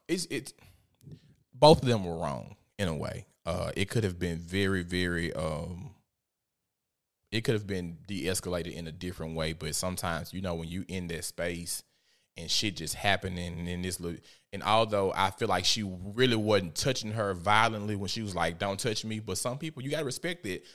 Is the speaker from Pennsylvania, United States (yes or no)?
no; Memphis, Tennessee, United States; I am from South Memphis, Tennessee